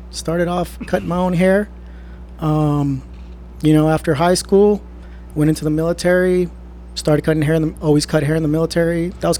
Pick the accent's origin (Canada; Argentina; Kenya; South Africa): Canada; Ontario; I grew up in Ontario.